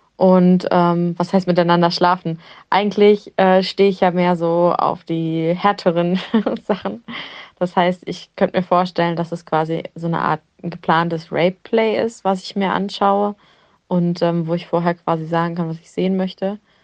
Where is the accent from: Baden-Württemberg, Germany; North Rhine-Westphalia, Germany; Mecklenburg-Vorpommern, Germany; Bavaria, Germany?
Mecklenburg-Vorpommern, Germany; Rostock; Ich komme aus Rostock, bin 28 Jahre alt